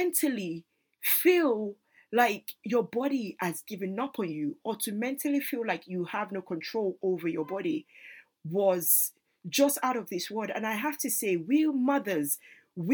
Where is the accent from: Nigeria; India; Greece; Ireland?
Nigeria; as a Nigerian woman